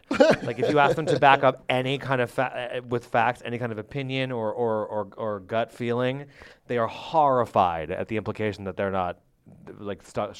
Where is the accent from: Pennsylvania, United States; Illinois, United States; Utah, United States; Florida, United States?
Pennsylvania, United States; Philadelphia; I'm from Philadelphia.